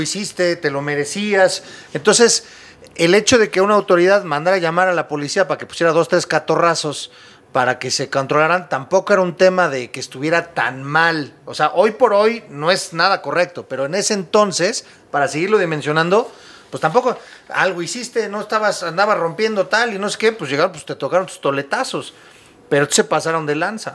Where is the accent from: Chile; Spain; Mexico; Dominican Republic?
Mexico; Nosotros como mexicanos